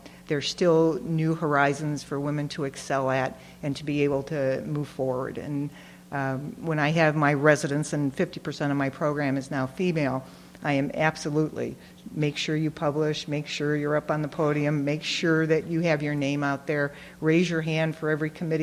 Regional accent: Detroit, Michigan, United States; I'm from Detroit

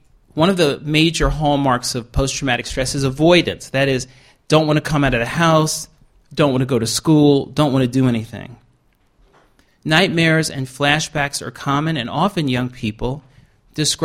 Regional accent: New York City, New York, United States; moved away; I grew up in Queens, New York

